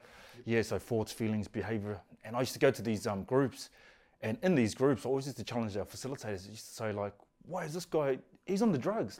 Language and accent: English; Auckland, New Zealand; Grew up in East Auckland, Glenlinnas